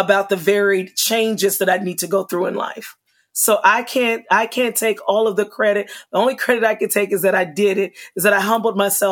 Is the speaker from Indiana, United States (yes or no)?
no; Kansas City, Missouri, United States; moved away as an adult; now in Florida, United States; I'm from Kansas City, Missouri, and coming and living in Florida